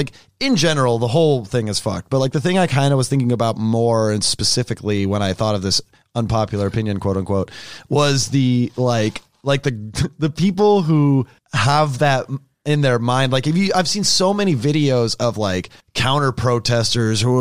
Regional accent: Sacramento, California, United States; I'm from Sacramento. It's a hick town, like where I'm from, like the suburbs

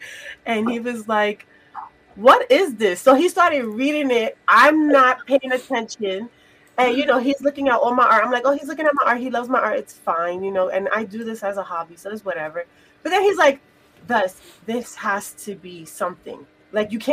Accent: New York, United States; I grew up in New York

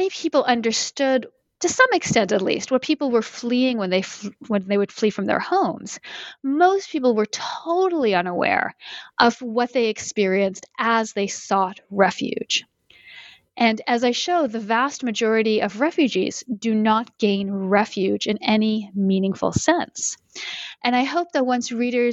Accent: Canada; moved away as an adult; also born or lived in Connecticut, United States; now in Boston, United States; Since I live in the U.S. and I'm originally from Canada

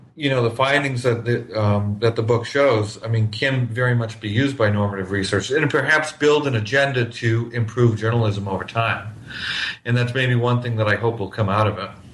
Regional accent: New Hampshire, United States; now in Miami, United States; I grew up in New Hampshire

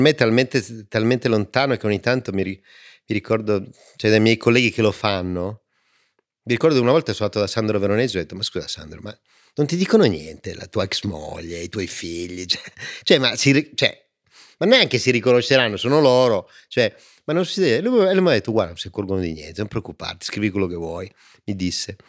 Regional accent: Turin, Piedmont, Italy; io sono di Torino e, e siamo fatti così

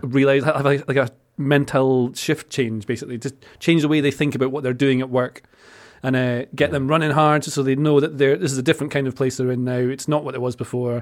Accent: Scotland, United Kingdom; I am from Scotland

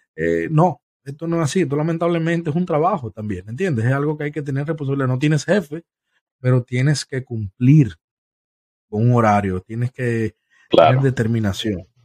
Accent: Santo Domingo, Distrito Nacional, Dominican Republic; now in Tampa, United States; Nos crecimos juntos, nos criamos juntos, fuimos vecinos en Santo Domingo por muchos años, hasta que ambos eh, decidimos em, emigrar

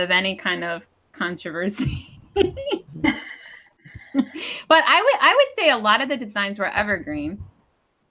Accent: New Jersey, United States; moved away as an adult; I lived in New Jersey for high school and college

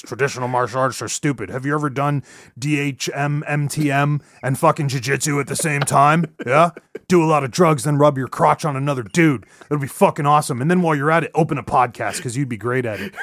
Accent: Sunnyside, California, United States; I'm from Sunnyside, California

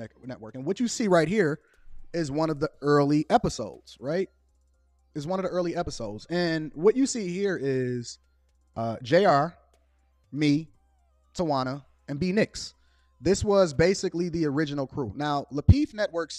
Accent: Chicago, Illinois, United States; I'm from Chicago

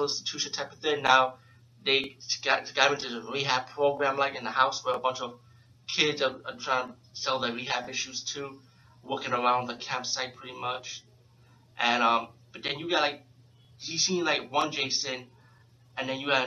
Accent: New York City, New York, United States; being from New York City, I'm from the Bronx, but being from New York

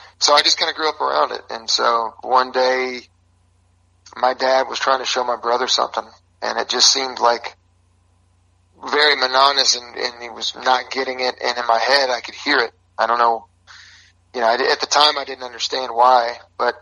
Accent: Texas, United States; moved away as an adult; also born or lived in Mount Juliet, Tennessee; now in Nashville, United States; I'm a Texan at heart, but currently living in Nashville

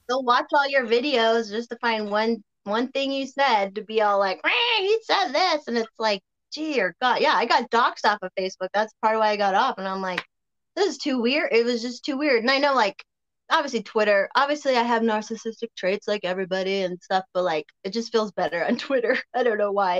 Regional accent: Colorado, United States; also born or lived in Berwyn, Illinois; I got to grow up out here

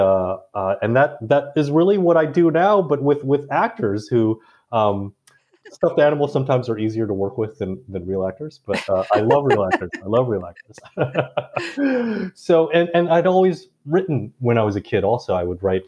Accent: Indianapolis, Indiana, United States; moved away; also born or lived in Bangkok, Thailand; I was born and raised mostly in Indiana, Indianapolis specifically, although there was a 1 or 2 year detour where as a baby I was sent off to live in Bangkok

